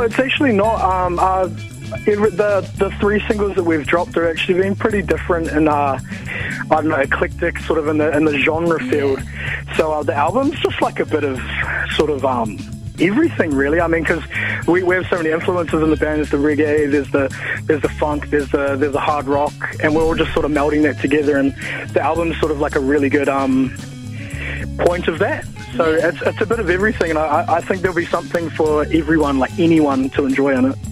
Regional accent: Cromwell, Otago, New Zealand; also born or lived in Dunedin; I was born in Dunedin. I'm actually from Cromwell

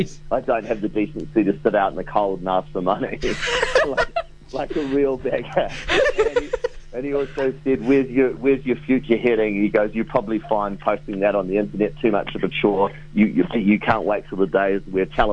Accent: Deep South, New Zealand; I'm from the Deep South

